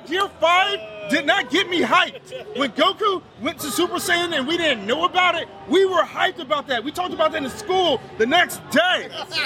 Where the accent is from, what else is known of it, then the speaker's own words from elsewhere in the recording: Dallas, Texas, United States; up in my hometown, at one point in the Dallas area